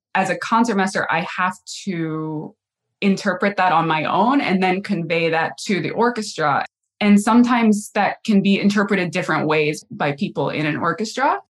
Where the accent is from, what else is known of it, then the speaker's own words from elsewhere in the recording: North Carolina, United States; moved away as an adult; also born or lived in Cleveland / New York City / Indianapolis; now in Cincinnati, United States; I was born in North Carolina